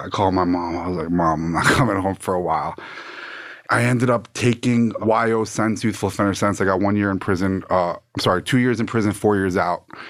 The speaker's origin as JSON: {"language": "English", "town": "Plantation", "region": "Florida", "country": "United States", "tie": "born or raised there", "also_born_or_lived": "Fort Lauderdale, Florida / Coral Springs, Florida", "said": "born in Fort Lauderdale, Florida. Grew up in Plantation"}